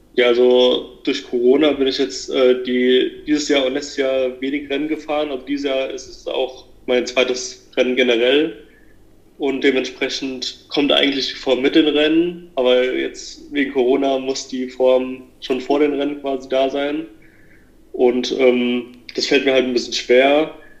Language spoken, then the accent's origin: German; near Hanau, Hesse, Germany; also born or lived in Kaiserslautern; ich komme aus äh, in der Nähe aus Hanau, in Hessen